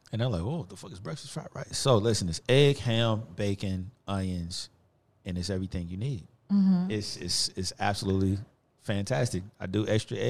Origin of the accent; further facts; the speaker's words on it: University City, Missouri, United States; also born or lived in Cocker; U City. That's where I'm from. For real. Straight up. Like all of that. Like I said, all in the Delmar Divide, all that. That was my childhood.